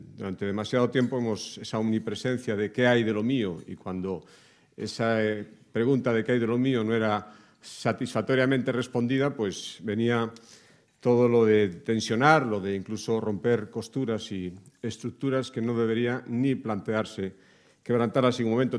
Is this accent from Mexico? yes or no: no; Galicia, Spain; los que venimos de Galicia